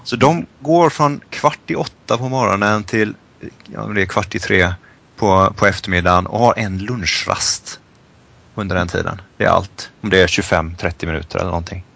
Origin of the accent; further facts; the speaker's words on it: Sweden; moved away as an adult; det finns mycket saker man saknar hemma i Sverige